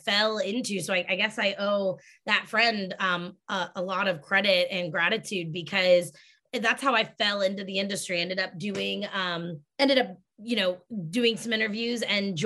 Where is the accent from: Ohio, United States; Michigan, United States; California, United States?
Ohio, United States; moved away as an adult; also born or lived in Boston; I grew up in Ohio, went to college in Ohio, moved to Boston